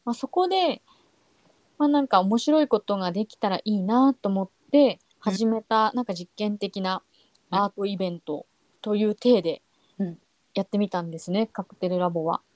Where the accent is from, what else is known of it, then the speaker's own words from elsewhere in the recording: Tohoku, Japan; 私はあの東北出身